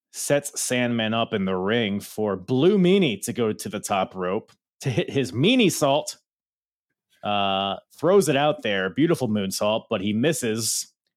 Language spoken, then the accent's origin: English; Philippines; I'm Filipino